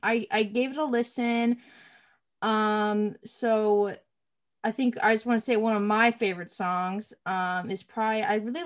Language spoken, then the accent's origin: English; Columbia, Missouri, United States; Columbia. That's where I'm from. And right now, it's just in the middle. So it's 2 hours St. Louis, 2 hours is Kansas City. So it's a medium-sized town